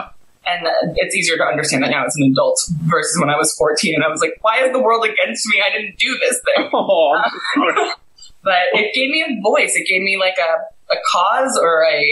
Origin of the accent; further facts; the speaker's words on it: Greenwich, Connecticut, United States; also born or lived in Santa Fe, New Mexico; now in Los Angeles, United States; I grew up in Greenwich, Connecticut